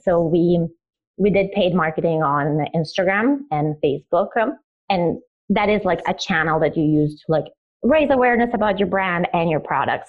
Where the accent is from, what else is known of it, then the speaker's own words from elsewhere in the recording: Italy; also born or lived in Croatia; I am originally Croatian and I moved to Italy because Croatia was in the middle of a civil war. So I grew up in Italy as a refugee.